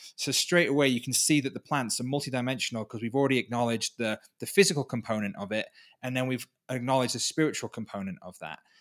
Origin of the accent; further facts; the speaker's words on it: Wales, United Kingdom; moved away as an adult; now in Peru; I was from Wales, from the U K